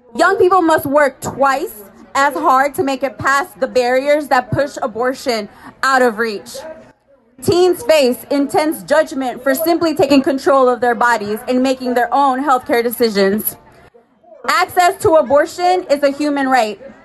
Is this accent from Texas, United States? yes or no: yes; Houston, Texas, United States; I am a native Texan